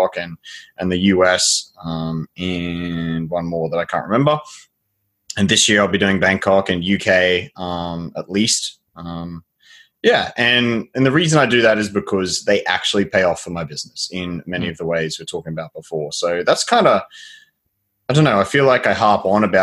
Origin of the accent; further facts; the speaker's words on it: near Cape Hillsborough, Queensland, Australia; I grew up near a place called Cape Hillsborough.